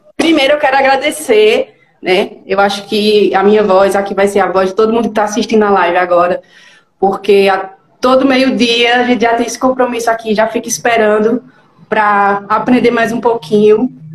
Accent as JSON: {"language": "Portuguese", "town": "Garanhuns", "region": "Pernambuco", "country": "Brazil", "said": "sou de Garanhuns, Pernambuco."}